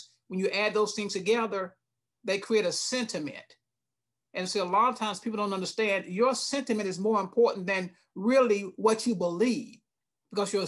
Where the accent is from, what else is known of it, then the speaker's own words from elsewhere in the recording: Lumberton, North Carolina, United States; also born or lived in Douglas, Georgia; now in Charlotte, United States; I was born in Douglas, Georgia, Coffee County, a little small place. And then we moved to Lumberton, an even smaller place in Eastern North Carolina